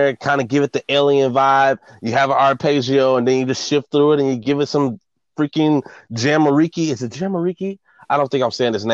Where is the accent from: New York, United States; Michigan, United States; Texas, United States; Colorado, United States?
Texas, United States; Dallas; I'm from Dallas, Texas. Oak Cliff.